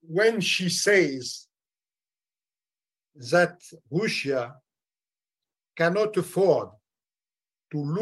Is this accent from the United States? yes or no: no; France; I am just a simple and humble French citizen